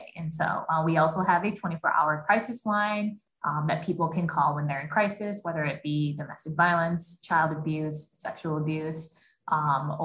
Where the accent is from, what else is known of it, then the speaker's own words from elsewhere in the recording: Eau Claire, Wisconsin, United States; I was born and raised in Eau Claire